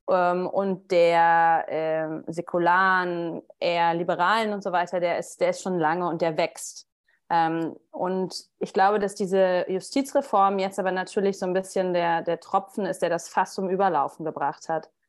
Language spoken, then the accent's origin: German; Rostock, Mecklenburg-Vorpommern, Germany; moved away as an adult; also born or lived in Stralsund / Berlin; now in Tel Aviv, Israel; ich bin äh, in, in der DDR geboren noch, ähm, 1984 in Rostock und ähm, bin in Rostock und Stralsund aufgewachsen.